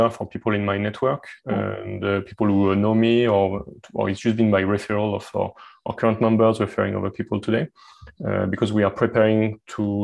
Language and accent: English; France; accent: French; English is a second language; my French accent